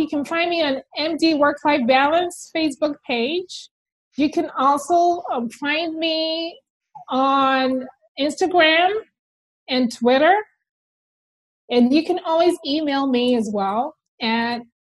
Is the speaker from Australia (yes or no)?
no; Ghana; moved away; I'm originally from Ghana